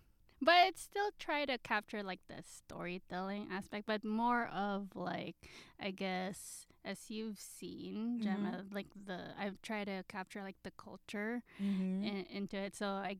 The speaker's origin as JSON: {"language": "English", "town": "Manila", "region": "Metro Manila", "country": "Philippines", "tie": "born or raised there", "moved": "as an adult", "lives_now": "California, United States", "said": "So I'm really a Manila girl. So I was born and raised in Manila."}